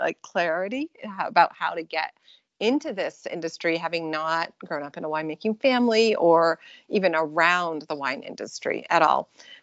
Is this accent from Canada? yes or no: yes; British Columbia, Canada; now in California, United States; I'm born and raised in British Columbia, Canada. And so I grew up actually on a little tiny island in northern British Columbia, really entirely off the grid.